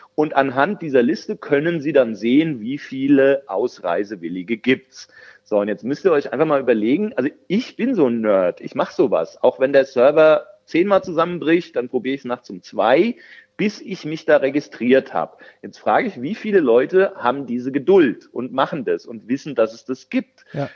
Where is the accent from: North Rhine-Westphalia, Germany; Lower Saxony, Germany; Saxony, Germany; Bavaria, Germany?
Bavaria, Germany; Kahlgrund; accent: Kahlgrund dialect; also born or lived in Bergen-Enkheim, Frankfurt; now in Frankfurt, Germany; es ist relativ nah an meinem Heimatdialekt, das ist äh, der Karlgrund drüben in Bayern schon.